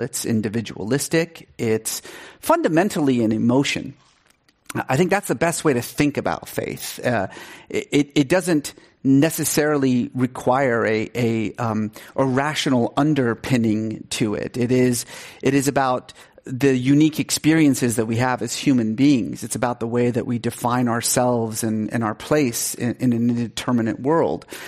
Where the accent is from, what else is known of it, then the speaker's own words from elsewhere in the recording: Iran; moved away; I grew up in Iran, um, and, uh, was sort of culturally Muslim